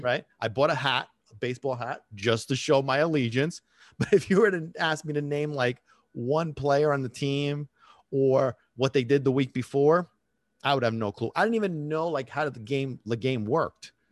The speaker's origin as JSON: {"language": "English", "country": "Italy", "tie": "born or raised there", "moved": "yes", "said": "when I was growing up in Italy"}